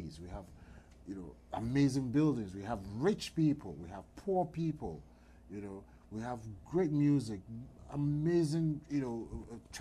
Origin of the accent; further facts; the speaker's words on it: Ghana; moved away as an adult; now in United States; I'm originally from Ghana